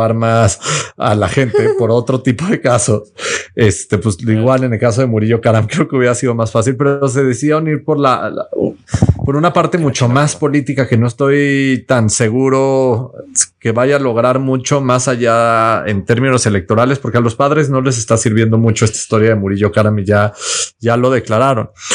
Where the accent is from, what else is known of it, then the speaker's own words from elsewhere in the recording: Mexico; nosotros como mexicanos